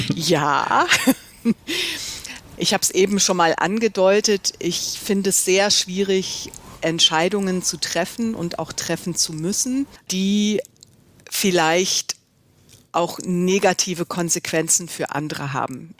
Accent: Mönchengladbach, North Rhine-Westphalia, Germany; moved away as an adult; also born or lived in Düsseldorf / London / East Africa; Ich bin in Mönchengladbach aufgewachsen

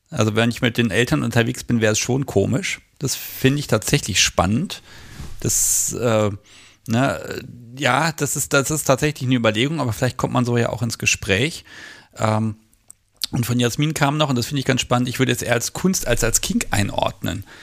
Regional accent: Hanover, Lower Saxony, Germany; ich bin seltener in Hannover in irgendwelchen Museen als überall anders, wo ich bin. Ne? Ich gehe meiner Heimatstadt immer nie in Museen

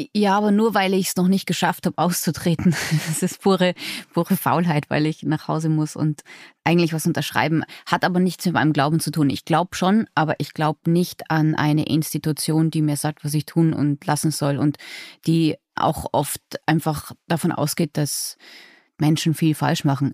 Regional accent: Innsbruck, Tyrol, Austria; Und ich immerhin aus einer fast Großstadt im Vergleich, ja, aus Innsbruck.

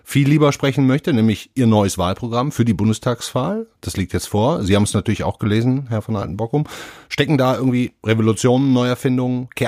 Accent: Duisburg, North Rhine-Westphalia, Germany; Ich gucke jetzt mal auf meine Heimatstadt und nehme da mal einen beliebigen Maurermeister aus Duisburg zum Beispiel

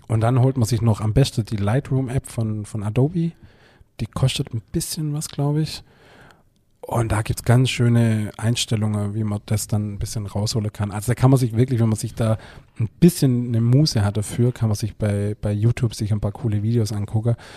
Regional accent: Germany; Bülot Zell, mein Heimatdorf

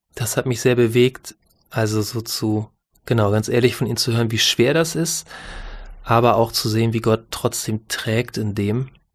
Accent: Northern Germany, Germany; als Norddeutscher

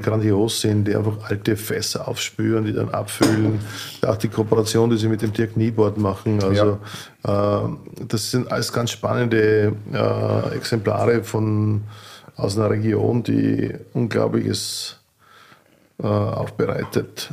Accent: Burgenland, Austria; bei uns in Burgenland

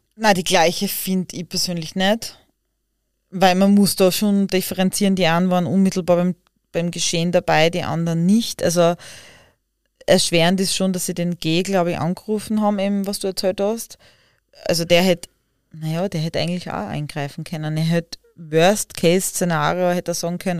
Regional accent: Austria; bei uns in Österreich

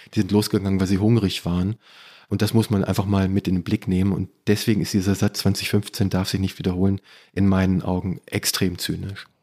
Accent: between Peine, Wolfsburg and Hannover, Lower Saxony, Germany; Ich komme aus Niedersachsen. Ich komme aus dem Niemandsland zwischen Peine, Wolfsburg

